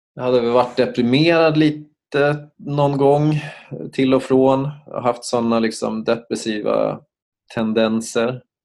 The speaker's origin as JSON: {"language": "Swedish", "town": "Uppsala", "region": "Uppsala County", "country": "Sweden", "also_born_or_lived": "Stockholm", "moved": "as an adult", "said": "jag kom ju från Uppsala så att jag bestämde mig till slut för att inte återvända till Uppsala"}